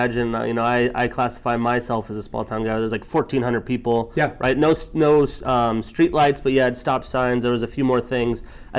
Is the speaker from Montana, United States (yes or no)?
yes; Montana, United States; also born or lived in Wyoming; now in Seattle, United States; You know, technically I'm from Wyoming. I think I claim Montana because I was very small when I was in Wyoming.